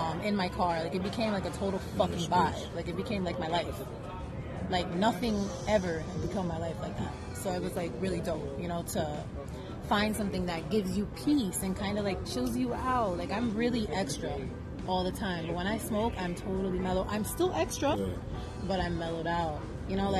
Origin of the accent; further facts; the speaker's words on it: New York City, New York, United States; I'm from Brooklyn